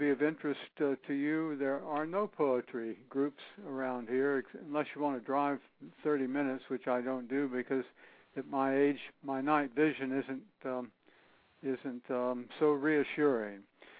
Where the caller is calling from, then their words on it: East Hampton, Connecticut, United States; I'm calling from East Hampton, which is southeast of Hartford, Connecticut, all the way across the country.